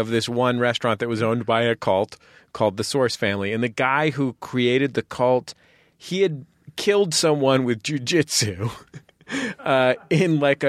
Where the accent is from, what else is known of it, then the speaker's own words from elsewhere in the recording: San Francisco, California, United States; I'm a San Francisco Episcopalian who loves bagels